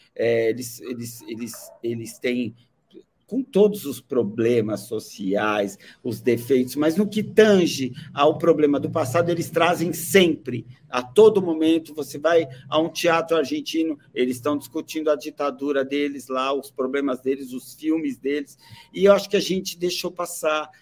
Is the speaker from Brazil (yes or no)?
yes; Brazil; como nós brasileiros